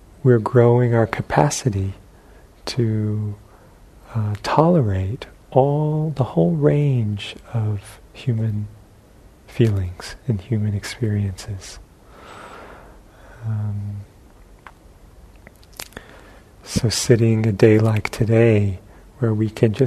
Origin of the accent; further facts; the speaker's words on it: New York, United States; moved away; where I grew up in New York